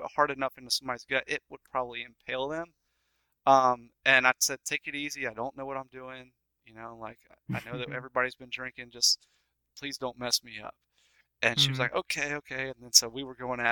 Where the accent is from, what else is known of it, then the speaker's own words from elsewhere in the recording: Macon, Georgia, United States; my hometown, Macon, Georgia